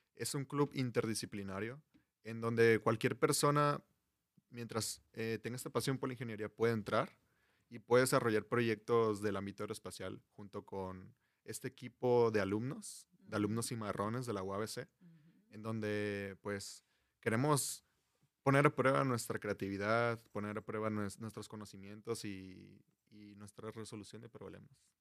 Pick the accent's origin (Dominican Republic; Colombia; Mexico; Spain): Mexico; Culiacán, Sinaloa; moved away as an adult; now in Mexicali, Mexico; yo soy foráneo, soy de Culiacán, Sinaloa. Vengo a Mexicali persiguiendo este sueño